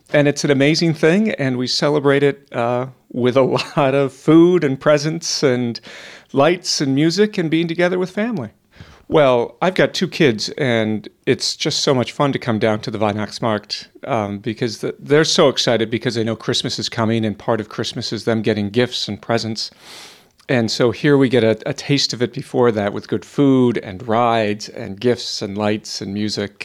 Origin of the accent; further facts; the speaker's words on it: United States; I'm from the United States